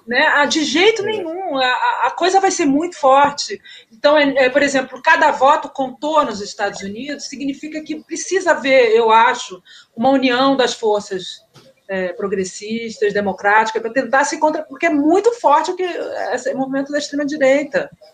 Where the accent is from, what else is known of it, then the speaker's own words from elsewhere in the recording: Brazil; moved away; also born or lived in India; eu sou brasileiro